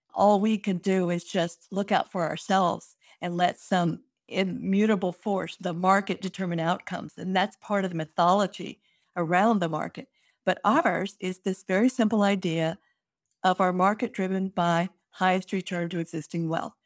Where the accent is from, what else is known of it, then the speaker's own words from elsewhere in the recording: Fort Worth, Texas, United States; my hometown of Fort Worth is Cowtown